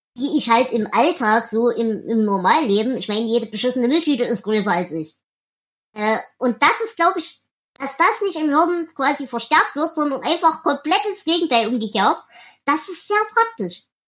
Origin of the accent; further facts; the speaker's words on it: the East, eastern Germany, Germany; Bei uns im Osten